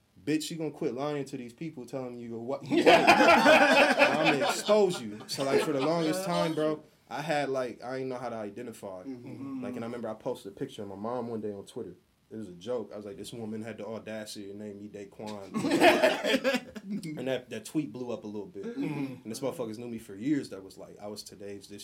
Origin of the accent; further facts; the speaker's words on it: Columbus, Ohio, United States; I'm from Columbus.